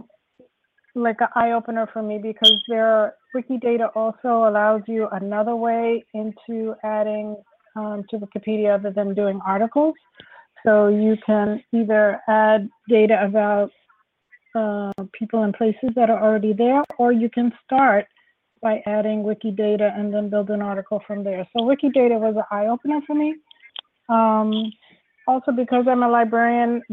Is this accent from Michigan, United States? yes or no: no; New York City, New York, United States; I come from the Bronx.